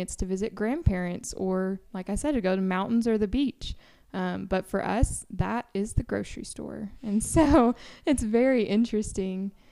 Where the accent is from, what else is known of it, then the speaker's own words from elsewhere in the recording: Tennessee, United States; moved away as an adult; I'm from Tennessee